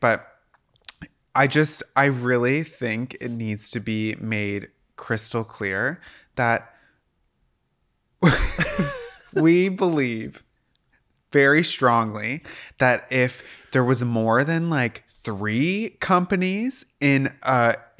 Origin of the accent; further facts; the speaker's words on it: Washington, United States; Yeah, I grew up in Washington State.